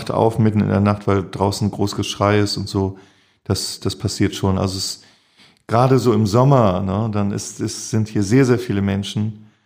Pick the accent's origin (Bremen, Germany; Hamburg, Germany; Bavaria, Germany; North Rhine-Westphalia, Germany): Hamburg, Germany; Ich gehöre nicht zu den St. Pauli-Romantikern. Ich, das ist meine Heimat hier. Ich fühle mich hier sehr, sehr wohl.